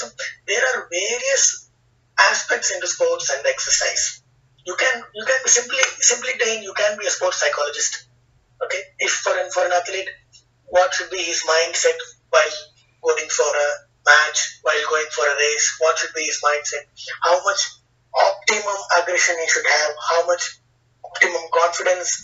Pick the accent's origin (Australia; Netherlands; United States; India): India; as an Indian citizen, as a sports professional in India